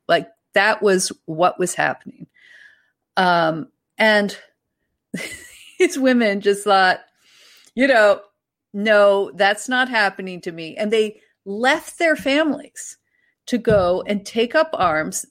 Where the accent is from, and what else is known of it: Ontario, Canada; accent: Ontario / East Coast Canadian